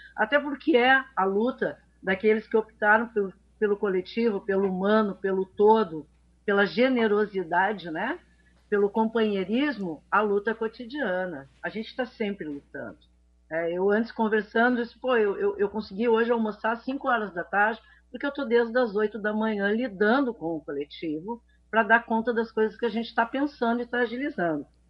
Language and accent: Portuguese; Santa Catarina, Brazil; now in Porto Alegre, Brazil; eu vim morar aqui, eu sou catarinense